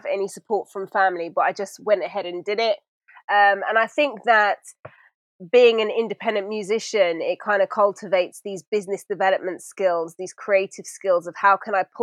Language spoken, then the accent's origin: English; London, United Kingdom; London, born and raised. My dad is from Sudan. My mum is from Yemen